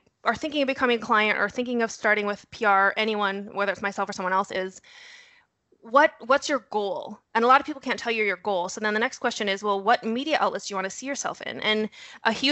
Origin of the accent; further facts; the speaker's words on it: North Dakota, United States; moved away; I'm originally from North Dakota. You'll hear a horrible accent thrown in there. I might drop a you betcha now and again.